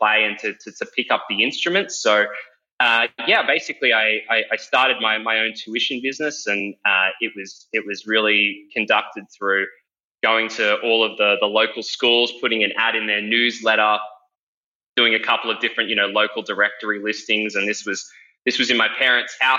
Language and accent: English; Parramatta, New South Wales, Australia; I grew up around Parramatta